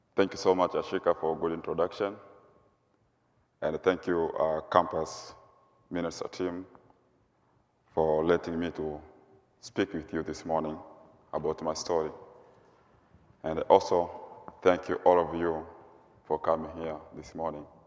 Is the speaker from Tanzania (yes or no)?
yes; Mugumu, Mara, Tanzania; moved away as an adult; now in Goshen, United States; I come from Tanzania, East Africa. I lived in a rural area. The place is called, it's called Mugumu, Serengeti